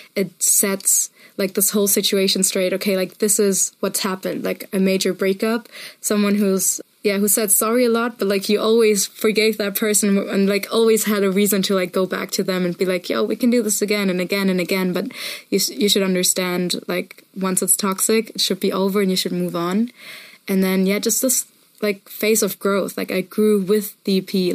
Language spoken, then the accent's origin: English; Munich, Bavaria, Germany; I come from Munich.